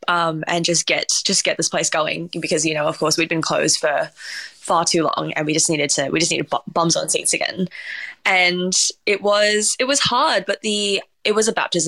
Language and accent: English; Singapore; born there; We're a very mixed family. I was born in Singapore as well.